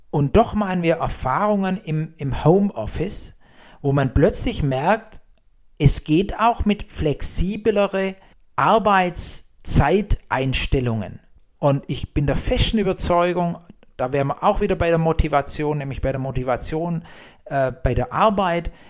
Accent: Baden-Württemberg, Germany; accent: Swabian; um es auf Schwäbisch mal so zu sagen. Gar nicht so schlecht. Heißt, als Schwabe ist es sehr gut.

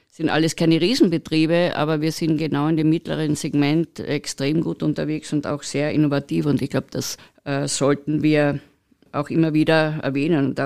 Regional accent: Carinthia, Austria; Wir reden als Kärntner sehr viel, dass es hier so schön ist und wie schön wir es hier haben

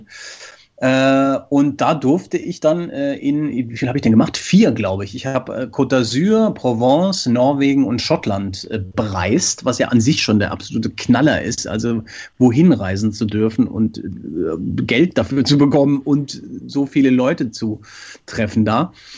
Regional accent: Frankfurt, Hesse, Germany; In Frankfurt, was mich sehr freut, meiner Heimat

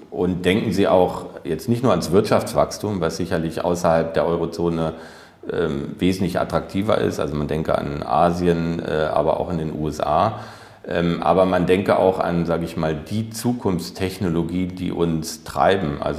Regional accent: Germany; zu Recht sind wir als Deutsche selbstbewusst, sage ich mal.

